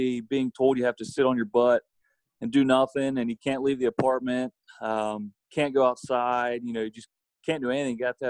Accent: Fort Loramie, Ohio, United States; my hometown of Fort Laramie

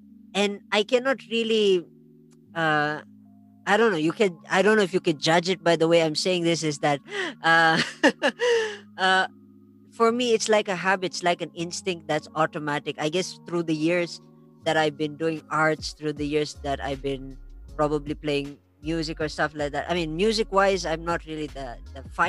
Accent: La Trinidad, Cordillera Administrative Region, Philippines; I'm from La Trinidad

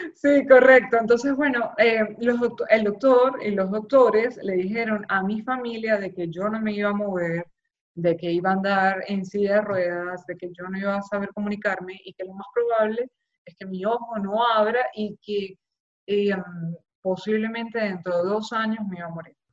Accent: Maracaibo, Zulia, Venezuela; moved away as an adult; also born or lived in Caracas; now in Miami, United States; yo soy allá de Maracaibo, volví a Maracaibo

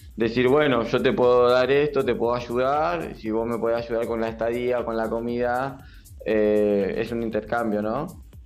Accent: Avellaneda, Buenos Aires Province, Argentina; yo soy de, Avellaneda

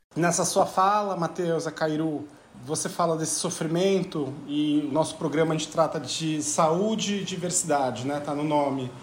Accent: Brazil; nem somos portugueses, somos brasileiros

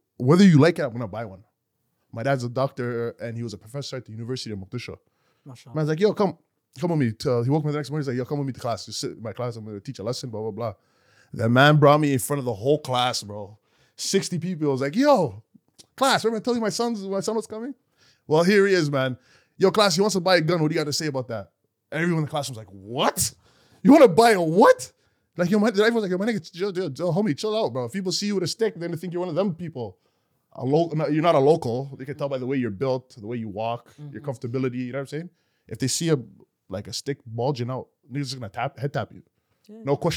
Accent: Canada; I'm from Canada

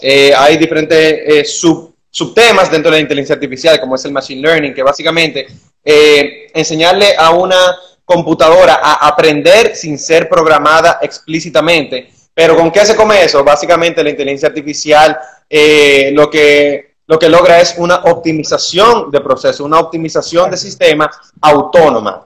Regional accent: Dominican Republic

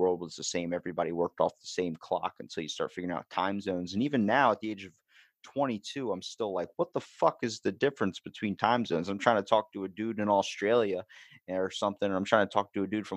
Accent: near Baltimore, Maryland, United States; accent: Baltimore; I'm from Maryland. We're close to Baltimore, Maryland.

